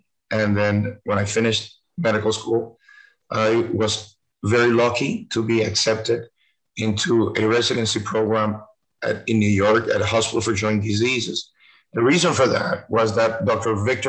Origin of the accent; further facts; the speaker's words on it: Cuba; born there; English is a second language; moved away; I was born in Cuba. In 1957, 2 years before this terrible government came in, and my family had to leave.